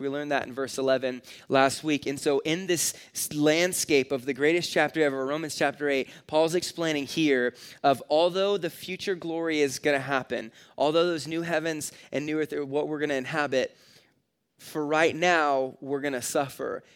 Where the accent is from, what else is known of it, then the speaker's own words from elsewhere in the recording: California, United States; now in Nebraska, United States; I grew up in California where you can't, like, personally light off fireworks. So when I moved to Nebraska